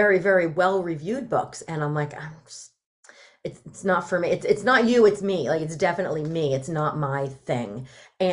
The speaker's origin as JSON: {"language": "English", "region": "New Jersey", "country": "United States", "also_born_or_lived": "Delaware", "said": "I'm from Jersey. I'm a Jersey girl"}